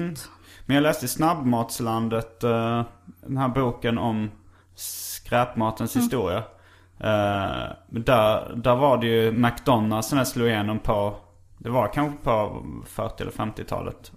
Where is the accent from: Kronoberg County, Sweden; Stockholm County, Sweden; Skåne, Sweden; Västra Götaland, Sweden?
Stockholm County, Sweden; Stockholm; när jag var liten faktiskt här i Stockholm